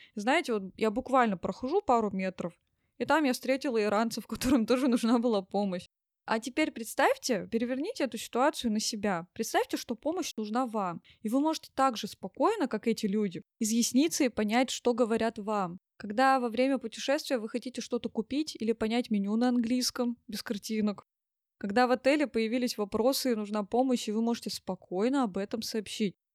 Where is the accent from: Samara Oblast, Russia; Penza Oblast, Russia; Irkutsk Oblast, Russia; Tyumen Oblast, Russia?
Tyumen Oblast, Russia; Tyumen; я из Тюмени